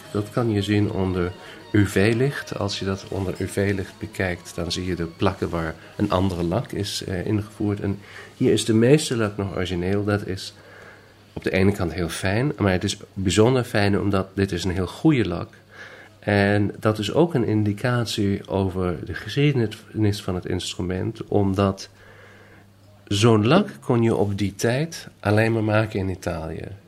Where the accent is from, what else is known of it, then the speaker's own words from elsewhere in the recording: Northern Germany, Germany; Dutch is a second language; now in Vienna, Austria; Maar ik, ik eh, woon in Wenen en daar spreekt men een ander Duits dan ik thuis heb gesproken. En als ik nu naar huis kom, dus naar Noord-Duitsla